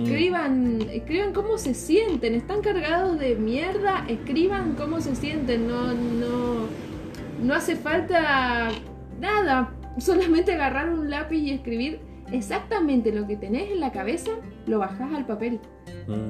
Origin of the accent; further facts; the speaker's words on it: Mendoza, Argentina; accent: Mendoza tonada; soy de Mendoza, hay cierta tonada